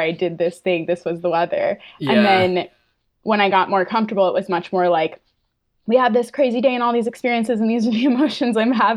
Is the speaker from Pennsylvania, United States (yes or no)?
no; Fryeburg, Maine, United States; also born or lived in New Hampshire; I grew up in the Whites of New Hampshire. Technically, I lived in Maine